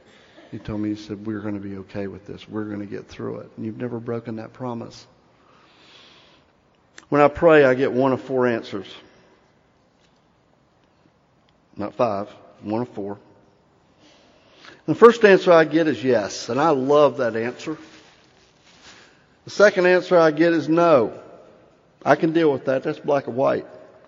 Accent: Cherokee Nation, United States; I alluded a few minutes ago that I come from the Cherokee Nation, and in that tongue, the word for thank you is wadu.

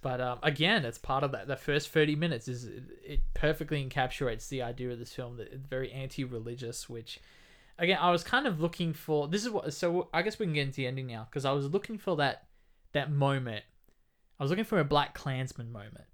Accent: Australia; We're Australian

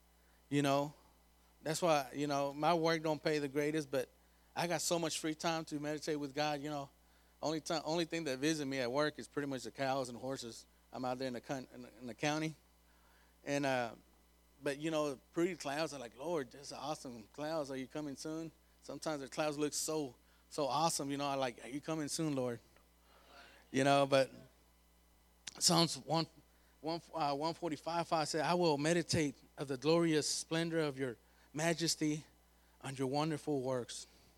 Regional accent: Krum, Texas, United States; I go from Sanger, I'm from Crum to Sanger, be praying all the time

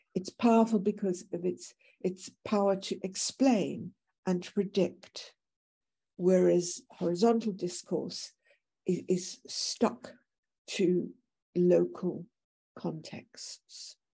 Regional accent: United Kingdom; moved away as an adult; now in South Africa; I originally came to South Africa, I'm British by birth

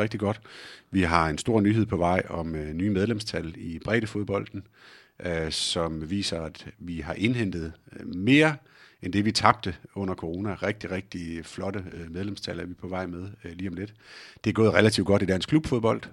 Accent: Tornby, North Denmark Region, Denmark; moved away; also born or lived in Hjørring; jeg er vokset op i et klubhus selv, øh, spillede fodbold al den tid, jeg overhovedet kunne, som, som dreng i Tornby Idrætsforening oppe i Vendsyssel

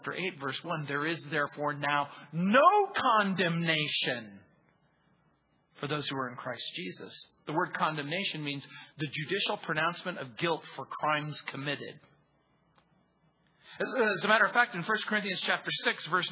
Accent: Mojave Desert, between San Bernardino and Las Vegas, California, United States; I grew up near in the Mojave Desert, really. It was that stretch of desert between San Bernardino and Las Vegas

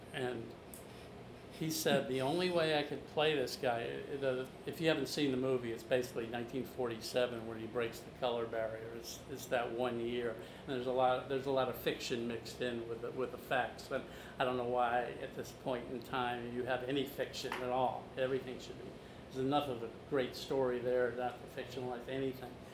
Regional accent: the South, United States; I grew up in the South

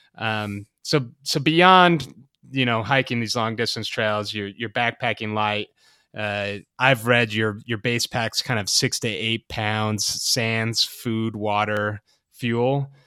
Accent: the Rockies, United States; moved away; also born or lived in the Sierras; I grew up in the Rockies

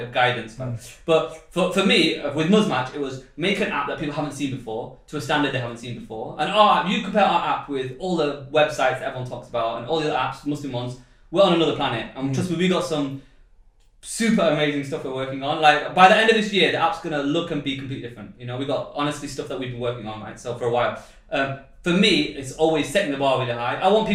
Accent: Manchester, North West England, United Kingdom; I'm from the borough of Manchester

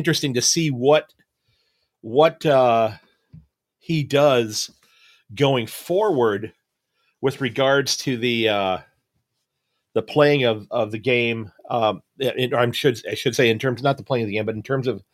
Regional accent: United States; I'm an American

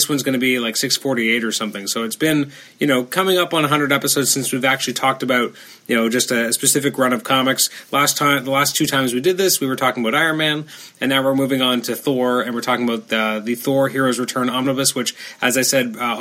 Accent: Canada; as a Canadian

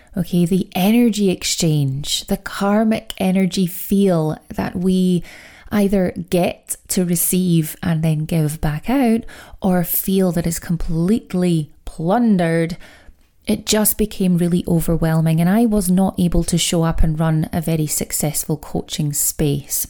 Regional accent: Scotland, United Kingdom; I know the accent does give it away. I am Scottish.

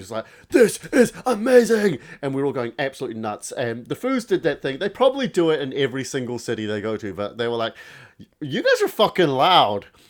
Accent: Christchurch, Canterbury, New Zealand; my hometown, Christchurch

